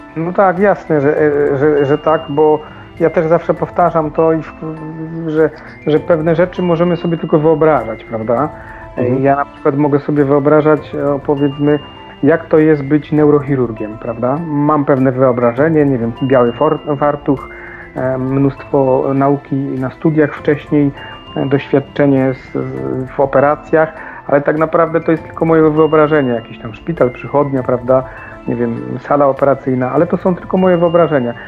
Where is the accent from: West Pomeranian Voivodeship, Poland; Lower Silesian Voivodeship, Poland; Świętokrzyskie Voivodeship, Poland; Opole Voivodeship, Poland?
Lower Silesian Voivodeship, Poland; Table Mountains area; moved away; bardzo niedaleko tamtych miejsc mieszkam, znaczy mieszkałem, pochodzę z, tam, z tamtych rejonów